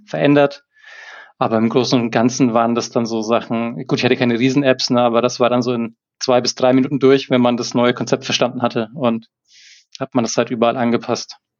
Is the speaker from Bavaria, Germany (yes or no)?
yes; Erlangen, Bavaria, Germany; Ich komme aus Erlangen, bin Softwareentwickler hauptberuflich